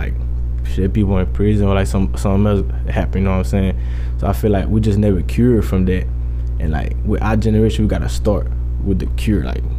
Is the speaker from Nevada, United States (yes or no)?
yes; Boulder City, Nevada, United States; I'm from Boulder City. Like, I mean, everybody got that hood.